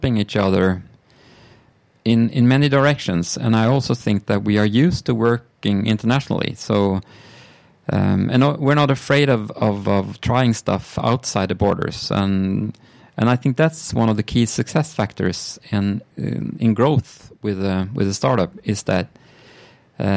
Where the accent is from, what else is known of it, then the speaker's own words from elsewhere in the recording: Sweden; I'm from Sweden.